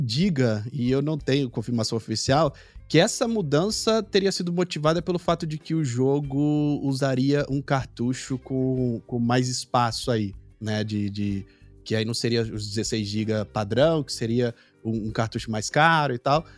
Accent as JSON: {"language": "Portuguese", "country": "Brazil", "said": "como brasileiro"}